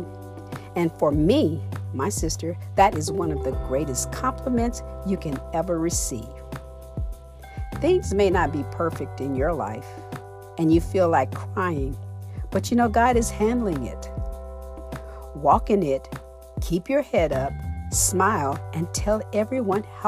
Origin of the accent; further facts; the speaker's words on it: Florida, United States; I'm from Florida. It's very hot in Florida.